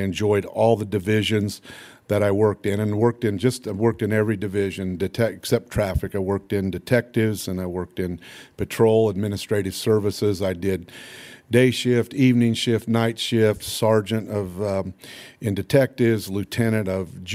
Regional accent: Lafayette, Indiana, United States; also born or lived in Houston, Texas; I saved enough money to basically come back, buy my first house and stuff here in Lafayette over off Greenbush Street on North 28th

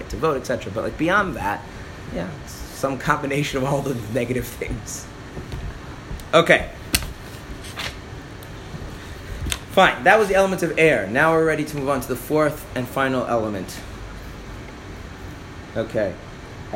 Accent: United States; I'm an American, so we just say English

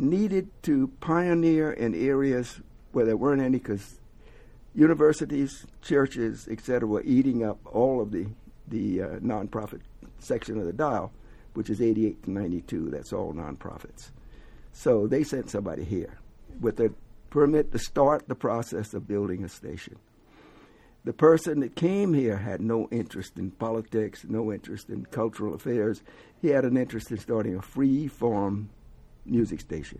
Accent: the South, United States; also born or lived in New York; now in Atlanta, United States; I'm from the South originally

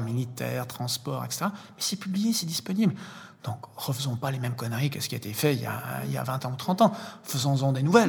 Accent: Lausanne, Vaud, Switzerland; je suis suisse, né ici à Lausanne

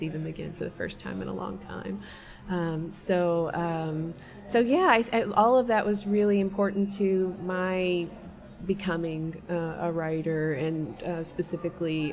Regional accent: Russellville, Kentucky, United States; I grew up in Russellville, Kentucky, and lived in the same house until I was 18

